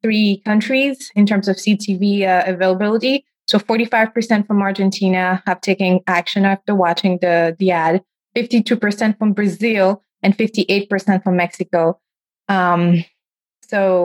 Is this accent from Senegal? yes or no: yes; Senegal; moved away; I grew up in Senegal, in West Africa